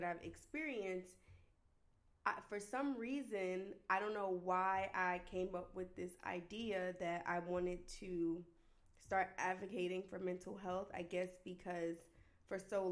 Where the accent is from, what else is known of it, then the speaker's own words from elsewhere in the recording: New Jersey, United States; I'm the oldest of 7 children. I'm from New Jersey